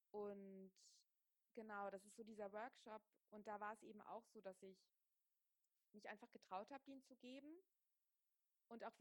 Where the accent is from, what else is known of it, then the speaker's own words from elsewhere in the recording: Wiesbaden, Hesse, Germany; Ich bin aufgewachsen in Wiesbaden, in einer kleinen Stadt. Da war Yoga überhaupt nicht hip